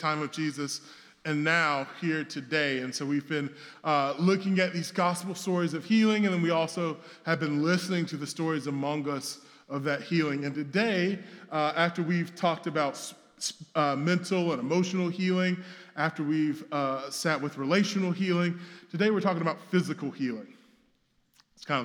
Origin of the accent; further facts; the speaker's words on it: the South, United States; now in Brooklyn, United States; I come from the South